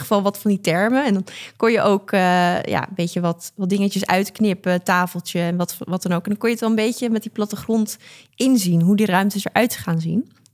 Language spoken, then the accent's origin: Dutch; Amsterdam, North Holland, Netherlands; Ik ben 25 jaar oud, geboren getogen in Amsterdam.